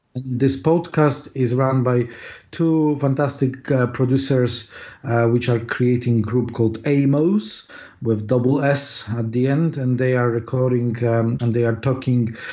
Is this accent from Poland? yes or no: yes; Poland; born or raised there; English is a second language; moved away as an adult; now in London, United Kingdom